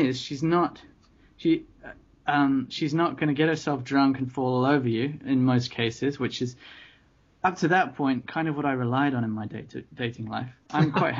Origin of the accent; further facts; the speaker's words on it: London, United Kingdom; moved away; also born or lived in Tokyo; having been born and brought up in London